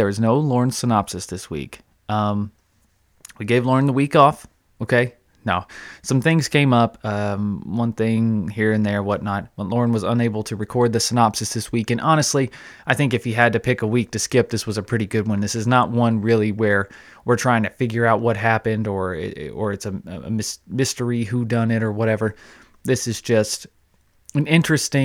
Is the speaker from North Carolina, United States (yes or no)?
yes; North Carolina, United States; I'm born and raised in North Carolina. Still love this wonderful state